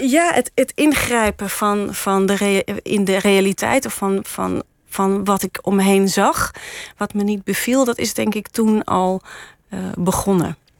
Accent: Ermelo, Gelderland, Netherlands; now in Amsterdam, Netherlands; ik ben opgegroeid in Ermelo in de in, in een heel mooi vrijstaand huis

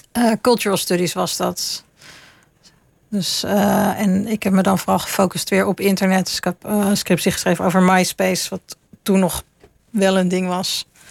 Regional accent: Utrecht, Netherlands; moved away as an adult; also born or lived in London; now in Leiden, Netherlands; toen kon ik in Utrecht gaan wonen waar ik vandaan kwam

